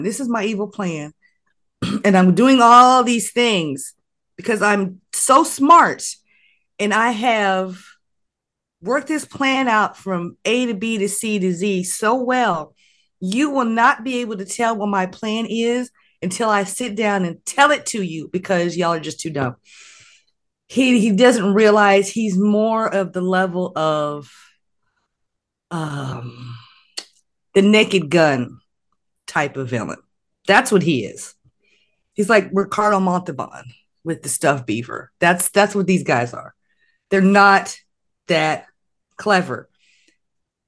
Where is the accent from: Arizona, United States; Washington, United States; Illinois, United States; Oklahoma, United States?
Oklahoma, United States; moved away; that's still my home state